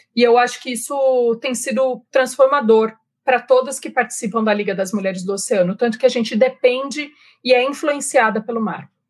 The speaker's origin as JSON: {"language": "Portuguese", "town": "Jundiaí", "region": "São Paulo", "country": "Brazil", "tie": "born or raised there", "accent": "interior", "said": "Eu não posso esconder o meu sotaque. Eu sou nascida em Jundiaí, morei em Jundiaí por muitos anos"}